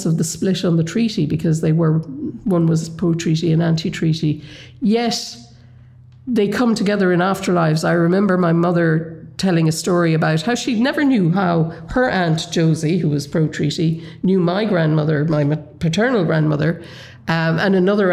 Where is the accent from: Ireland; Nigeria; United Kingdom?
Ireland; Kerry, Munster; the village I grew up in Kerry